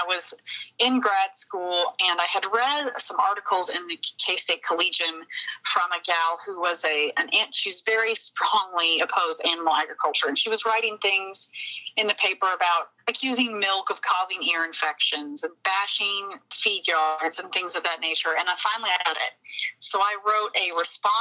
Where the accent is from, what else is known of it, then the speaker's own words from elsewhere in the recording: Anderson County, Southeast Kansas, United States; grew up in Southeast Kansas in Anderson County, which is almost as close as you can get to Missouri without actually being in Missouri